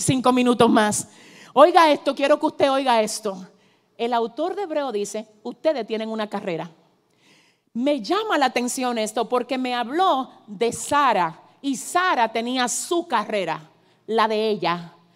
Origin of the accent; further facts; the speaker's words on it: Cibao, Dominican Republic; vengo como dominicana cibaeña